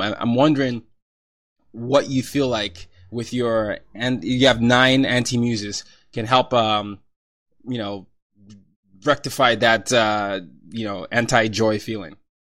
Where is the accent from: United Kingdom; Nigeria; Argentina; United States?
Nigeria; moved away; I'm Nigerian